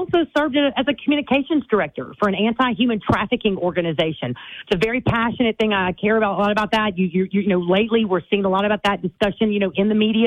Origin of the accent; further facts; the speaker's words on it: Leesville, Louisiana, United States; moved away as an adult; now in Baton Rouge, United States; I'm born and raised in Leesville, Louisiana, in central Louisiana. Vernon Parish is where I grew up.